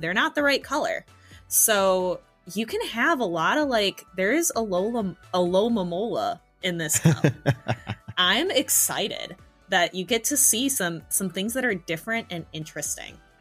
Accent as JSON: {"language": "English", "country": "United States", "said": "I'm from a small town, and people are definitely that charming. Like I'm from Podunk, USA"}